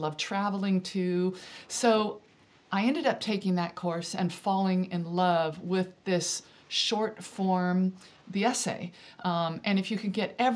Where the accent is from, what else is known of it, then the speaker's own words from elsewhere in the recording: Central Valley of California, United States; moved away as an adult; now in Devon, United Kingdom; I grew up in the Central Valley of California